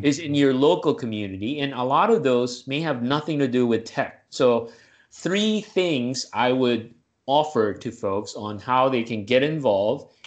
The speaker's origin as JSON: {"language": "English", "town": "Manila", "region": "Metro Manila", "country": "Philippines", "tie": "born or raised there", "moved": "as an adult", "lives_now": "United States", "said": "I'm originally from the Deep South, uh, Manila, Philippines, Southeast Asia."}